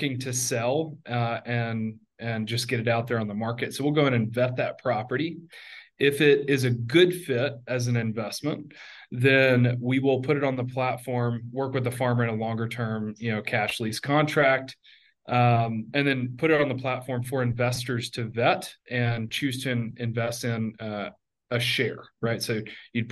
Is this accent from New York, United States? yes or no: no; Middle Tennessee, United States; also born or lived in Afghanistan / Iraq; I grew up in Middle Tennessee in the southern U.S.